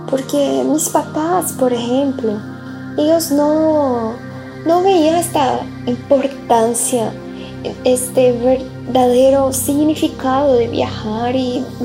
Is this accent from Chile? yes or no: no; Brazil; Spanish is a second language; moved away; also born or lived in Mexico; Y soy brasileña, hoy tengo 23 años y ya viví en algunos lugares diferentes. Hice intercambio en Portugal, que fue la primera vez que salí de Brasil.